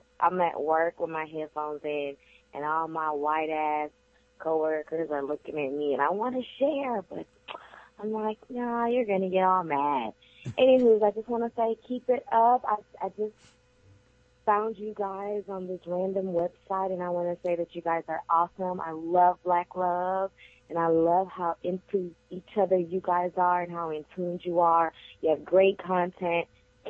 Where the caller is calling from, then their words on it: Houston, Texas, United States; I'm calling from Houston, Texas